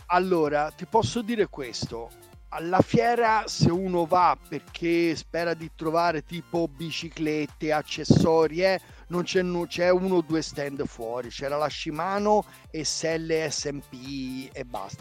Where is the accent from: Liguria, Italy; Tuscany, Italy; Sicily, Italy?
Tuscany, Italy; Florence; io vengo da Firenze